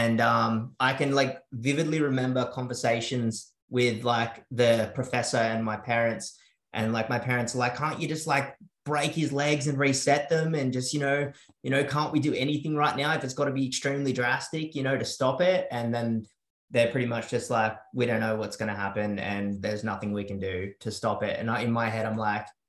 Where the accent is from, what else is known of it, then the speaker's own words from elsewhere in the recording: South Coast, New South Wales, Australia; also born or lived in Sydney; I moved to the South Coast at a pretty young age, about 7 years old. So I grew up in a, you know, pretty rural sort of area